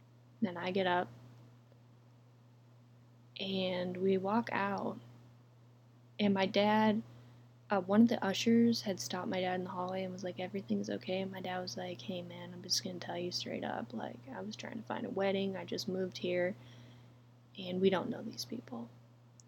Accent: Texas, United States; We had just moved to Texas, and I was in fifth grade

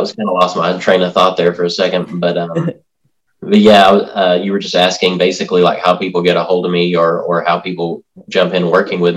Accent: Tennessee, United States; I basically grew up in Tennessee, like in the foothills. I grew up like in McNary County, in a town outside of town called Raymer.

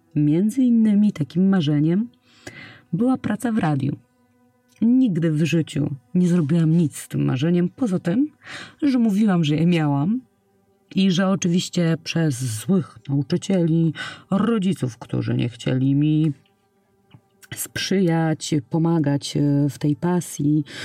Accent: Poland; przyszłam na świat pod koniec lat 80. w małym polskim, nadmorskim miasteczku

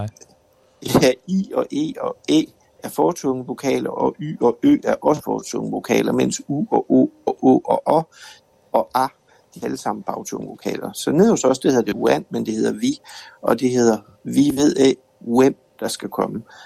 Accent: West Jutland, Denmark; vi er fra Vestjylland alle sammen

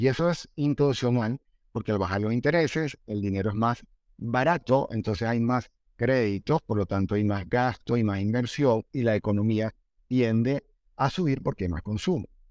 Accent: Venezuela; now in Colombia; mi país de origen, Venezuela

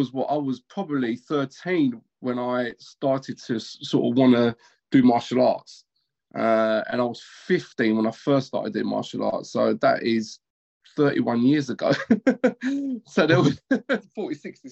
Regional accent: London, United Kingdom; So I always lived in East London. I grew up in East London.

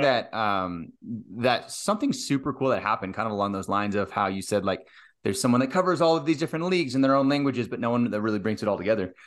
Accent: United States; I'm in the U S, I'm an American

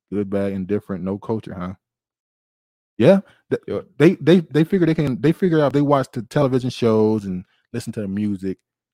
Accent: Baltimore, Maryland, United States; growing up in Baltimore

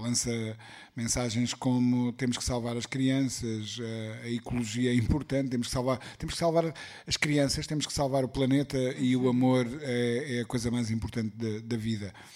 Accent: Portugal; eu como bom português

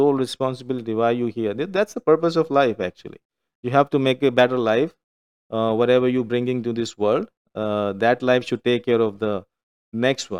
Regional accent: India; moved away; I meet them as an Indian

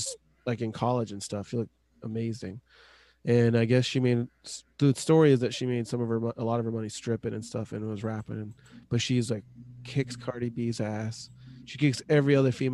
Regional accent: Tacoma, Washington, United States; growing up in Tacoma area

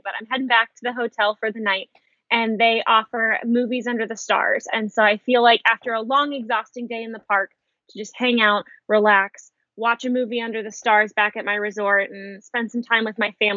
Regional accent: Ohio, United States; I am from Ohio.

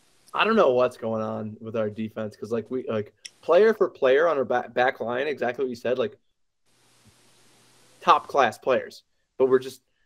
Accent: United States; as an American, like you said, Mickey, we play hard.

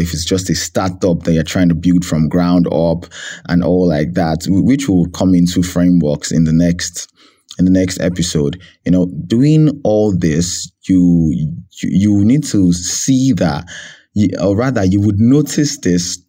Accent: Nigeria; I'm Nigerian at heart

